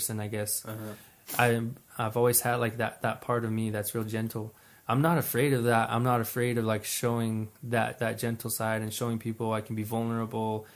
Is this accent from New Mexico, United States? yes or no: yes; New Mexico, United States; I was born on my reservation